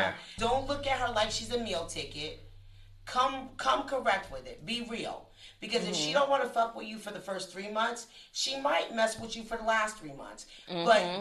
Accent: New Jersey, United States; I'm from Jersey.

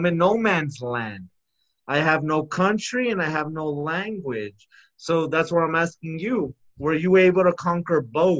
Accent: Texas, United States; first language Spanish; English is a second language; it was my first language. It's just because I grew up here in America. I had to speak English primarily.

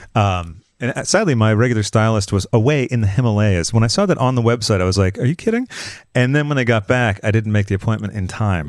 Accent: East Coast, United States; moved away as an adult; now in Los Angeles, United States; I'm from the East Coast

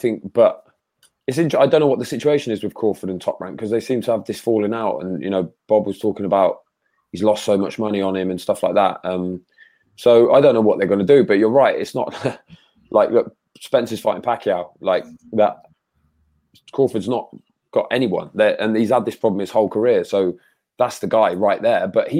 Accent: United Kingdom; speaking as a Brit

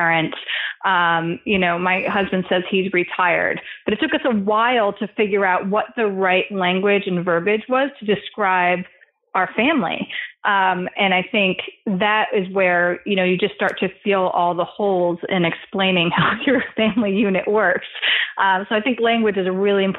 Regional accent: East Coast, United States; also born or lived in California; now in New York, United States; we're both from the East Coast originally

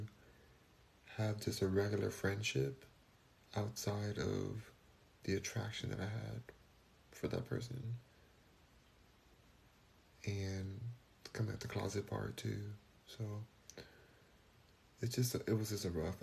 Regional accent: Los Angeles, California, United States; now in Houston, United States; I'm in Houston now, but I'm from Los Angeles

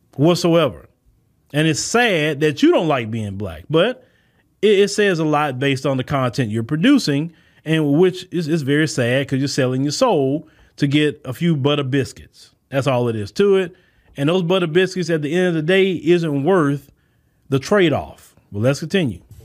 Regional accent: United States; accent: American; my American accent

